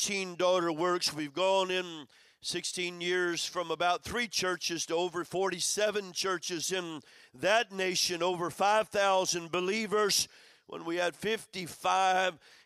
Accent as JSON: {"language": "English", "town": "Madrid", "region": "Community of Madrid", "country": "Spain", "said": "I'm from Madrid"}